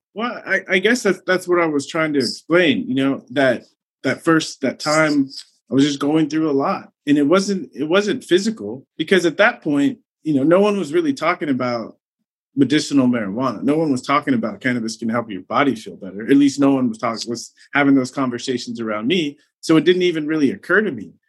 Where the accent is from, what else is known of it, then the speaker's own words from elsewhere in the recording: San Diego, California, United States; I grew up in San Diego, so growing up in Southern California, it was all around